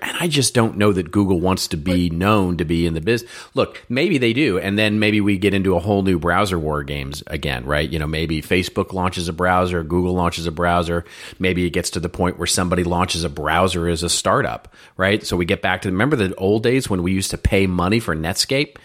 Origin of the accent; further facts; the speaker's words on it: Irving, Texas, United States; also born or lived in Dallas; I grew up in Irving, and I used to say, yeah, I grew up in the streets, the mean streets of Irving, Texas.